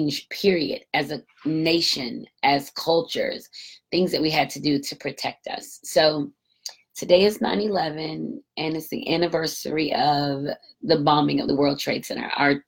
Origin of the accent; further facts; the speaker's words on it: United States; growing up in America